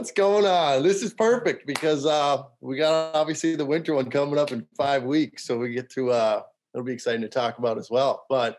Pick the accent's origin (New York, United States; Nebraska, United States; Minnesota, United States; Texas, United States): Minnesota, United States; Cormorant; Okay, so let's so I'm from Cormorant, went to school in Lake Park, and graduated 2016